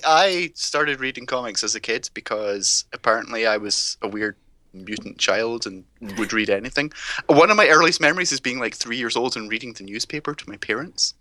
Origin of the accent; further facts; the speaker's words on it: United Kingdom; I grew up in the U K